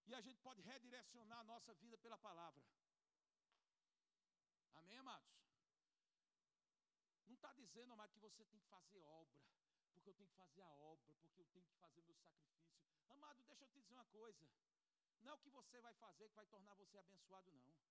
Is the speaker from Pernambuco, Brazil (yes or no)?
yes; Buíque, Pernambuco, Brazil; Eu, tô, eu sou de Arco Verde, não, sou de Buíque. De Buíque, não, eu sou de uma, uma, uma cidade de Buíque. Buíque já é ruim. Eu sou de um distrito de Buíque.